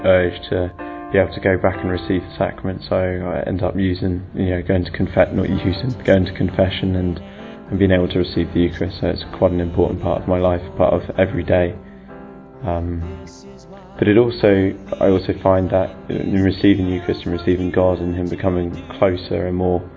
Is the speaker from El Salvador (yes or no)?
no; Christchurch, South West England, United Kingdom; I'm 24 and I come from Christchurch.